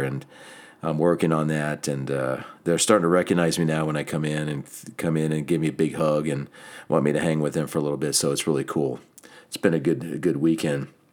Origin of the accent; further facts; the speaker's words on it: just outside of Atlantic City, New Jersey, United States; I grew up in New Jersey, just outside of Atlantic City